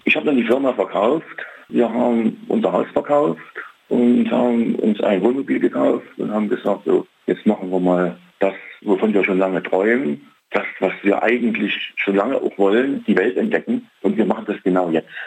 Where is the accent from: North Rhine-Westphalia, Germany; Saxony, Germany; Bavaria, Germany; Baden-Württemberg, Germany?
Saxony, Germany; Leipzig; ich bin aus Leipzig